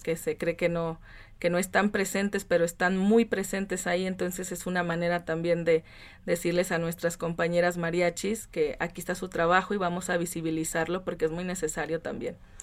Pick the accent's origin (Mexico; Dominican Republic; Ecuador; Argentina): Mexico; Francisco Madero, Coahuila; yo vengo de Coahuila, de un lugar que se llama Francisco Madero, de muy chiquito, de Chávez. Está cerquita de Torreón.